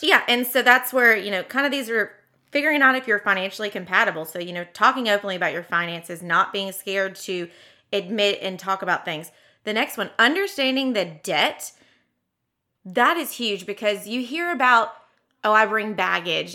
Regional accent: the South, United States; as a Southerner

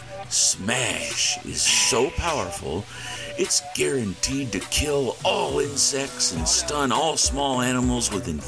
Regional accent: Independence, Missouri, United States; my hometown of Independence, Missouri

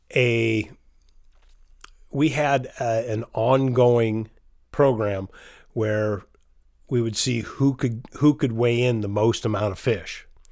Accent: Chelan, Washington, United States; I grew up in, in Lake Chelan

